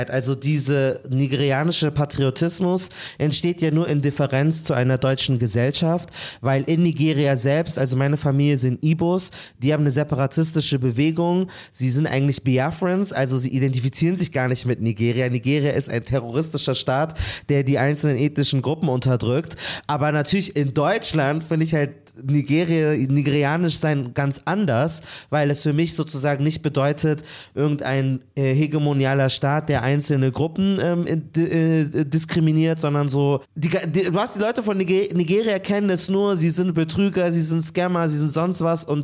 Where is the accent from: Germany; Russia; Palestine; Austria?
Palestine; guck mal, ich bin Palästinenser, weil mein Name sagt es nicht